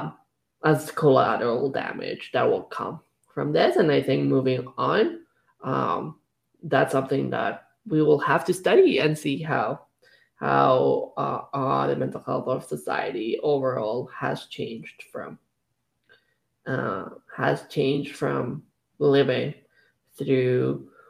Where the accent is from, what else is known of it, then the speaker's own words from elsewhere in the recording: Canada; I feel like as a Canadian society